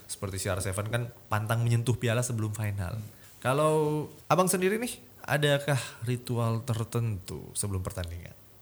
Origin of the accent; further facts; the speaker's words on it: Makassar, South Sulawesi, Indonesia; sebagai warga Makassar